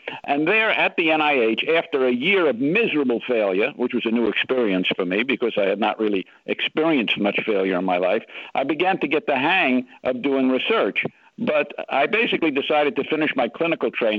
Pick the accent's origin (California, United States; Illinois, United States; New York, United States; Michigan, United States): New York, United States; New York City; as a little boy growing up in Bronx, New York City